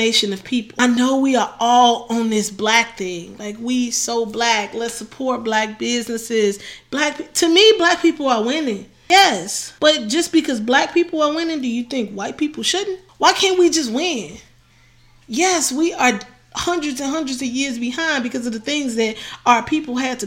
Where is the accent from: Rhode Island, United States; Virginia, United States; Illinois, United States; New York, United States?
Illinois, United States; Chicago; I'm from Chicago